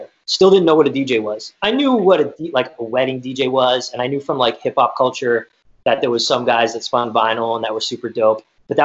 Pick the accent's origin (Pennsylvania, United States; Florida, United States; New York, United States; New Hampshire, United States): New Hampshire, United States; moved away as an adult; also born or lived in Boston, Massachusetts; now in Los Angeles, United States; New Hampshire. So shout out New Hampshire. That is where I'm born